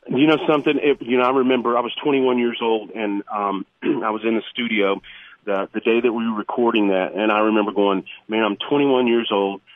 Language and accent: English; Ohio, United States; me and the original keyboard player Brady Seals, we grew up in the Ohio area